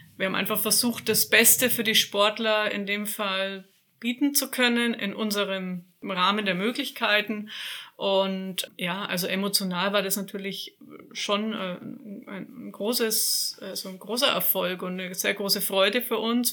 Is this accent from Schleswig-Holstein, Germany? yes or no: no; Nuremberg, Bavaria, Germany; also born or lived in Franconian Lake District; Ich bin Nürnbergerin, bin quasi nicht so allzu weit von meiner Heimat hier entfernt